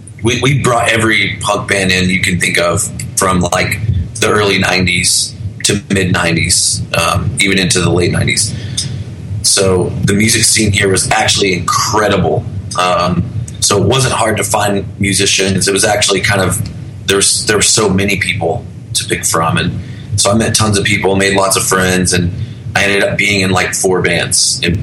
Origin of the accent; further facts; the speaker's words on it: Arkansas, United States; also born or lived in Oklahoma City / North Carolina; Mostly Arkansas. {S3} Okay. {S2} I was born in Oklahoma City. My family moved around a lot, so we lived all around in that area.